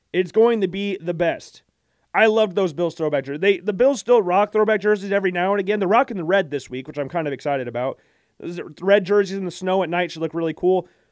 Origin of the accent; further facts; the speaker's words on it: Iowa, United States; growing up in Iowa